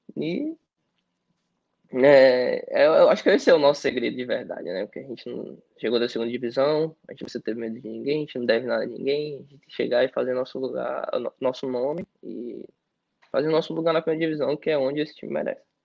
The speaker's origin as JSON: {"language": "Portuguese", "country": "Brazil", "moved": "as an adult", "lives_now": "Czech Republic", "said": "nós somos brasileiros"}